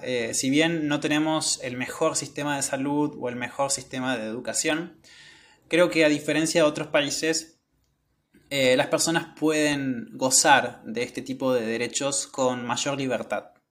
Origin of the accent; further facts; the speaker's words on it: Argentina; yo no nací en Italia, nací en Argentina